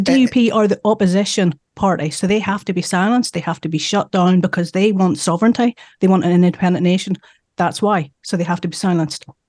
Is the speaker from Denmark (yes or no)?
no; Northern Ireland, United Kingdom; we're from Northern Ireland